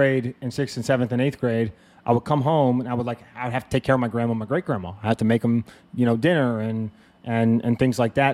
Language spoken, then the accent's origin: English; Montpelier, Virginia, United States; moved away as an adult; also born or lived in Los Angeles; I'm from Montpelier, Virginia, the boonies. I grew up in about as country of a place as you could find in the United States.